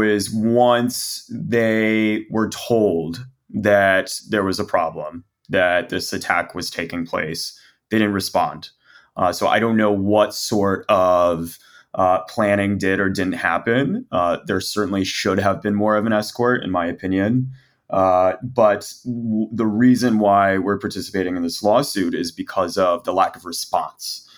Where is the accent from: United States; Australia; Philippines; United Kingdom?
United States; Texas; as a Texan, as an American